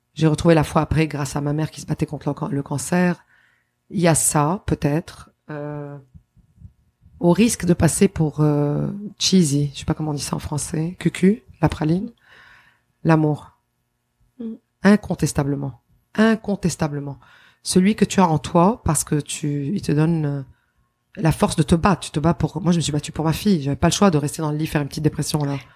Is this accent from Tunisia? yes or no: no; Lebanon; also born or lived in Quebec, Canada; now in Canada; mon pays d'origine. C'est mon pays natal